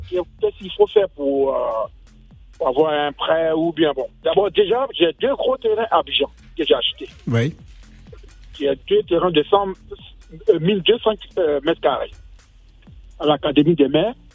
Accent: Côte d’Ivoire; ma femme est ivoirienne, je suis ivoirien aussi.

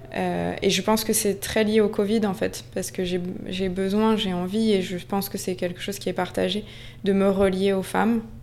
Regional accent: Basque Country, Nouvelle-Aquitaine, France; also born or lived in Paris; now in Biarritz, France; la maison de mon enfance au Pays Basque, c'est Gouréabilla

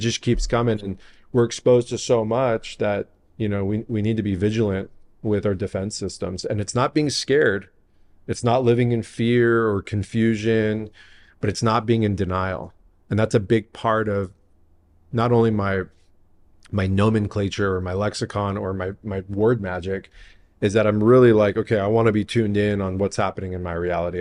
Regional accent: San Diego, California, United States; also born or lived in Encino, Los Angeles / La Jolla; I'm, I'm born and raised in San Diego

